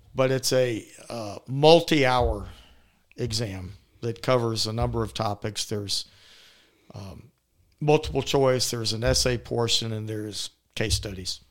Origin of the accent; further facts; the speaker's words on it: Atlanta, Georgia, United States; I am born and raised in Atlanta, downtown Atlanta, Saint Joseph's Hospital.